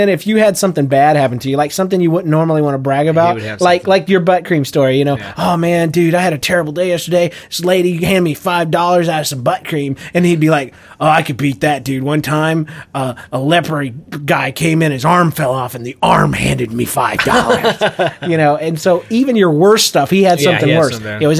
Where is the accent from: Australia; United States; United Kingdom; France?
United States; Louisiana; this dude was whiter than I was, you know, and I'm Cajun, and I work at a comic book shop.